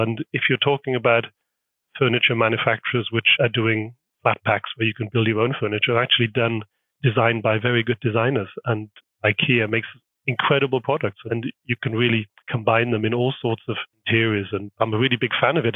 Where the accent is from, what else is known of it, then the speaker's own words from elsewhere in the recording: United Kingdom; moved away as an adult; now in Hamburg, Germany; being British is actually really quite a strong identity. Well, up until the Brexit problematic, it was actually pretty good brand being from Great Britain.